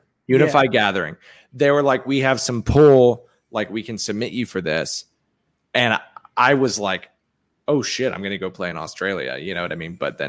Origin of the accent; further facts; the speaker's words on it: England, United Kingdom; born there; Well, I was born in England. It's basically the same accent.